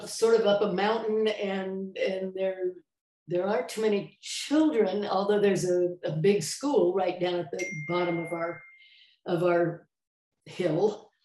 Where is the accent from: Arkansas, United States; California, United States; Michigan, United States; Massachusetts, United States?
California, United States; San Jose; moved away as an adult; also born or lived in New York; junior high and high school and 1 year of college in San Jose. So I'm probably from San Jose, but I moved to New York when I was 19. And so I always say I was raised in California, but I grew up in New York.